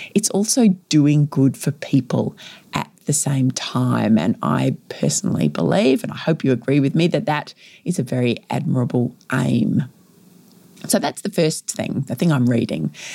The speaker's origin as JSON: {"language": "English", "region": "Victoria", "country": "Australia", "tie": "born or raised there", "said": "my home state of Victoria here in Australia"}